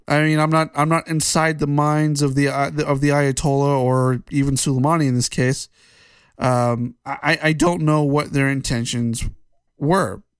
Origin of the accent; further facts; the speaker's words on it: United States; as an American